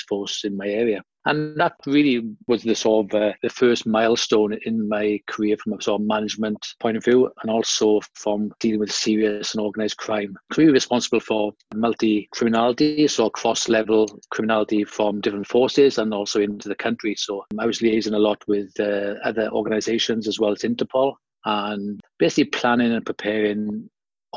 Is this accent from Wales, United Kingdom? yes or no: yes; South Wales, United Kingdom; moved away as an adult; now in Australia; I was born and bred in Wales, South Wales, in the UK